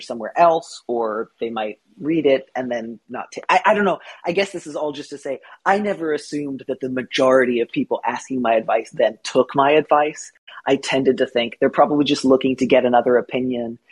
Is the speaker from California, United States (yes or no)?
yes; California, United States; also born or lived in Midwest; I grew up partly in California, partly in the Midwest.